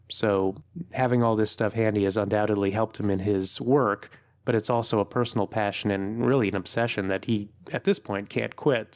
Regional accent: D.C., East Coast of the US, United States; also born or lived in New York City area, United States; now in Oakland, United States; I'm actually originally from the East Coast of the U S. I grew up not too far from Washington, D C

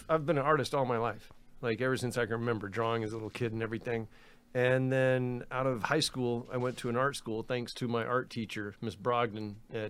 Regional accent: Destin, Florida, United States; moved away as an adult; also born or lived in Sarasota, Florida; now in Los Angeles, United States; Well, I was up in northwest Florida. I'm from Destin, Florida. It's a little fishing village.

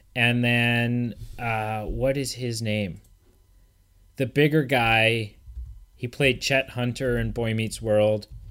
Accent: Canada

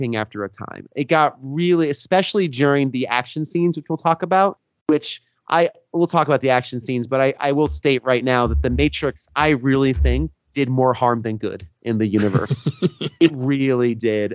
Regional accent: Bloomfield, New Jersey, United States; I grew up in Bloomfield, New Jersey

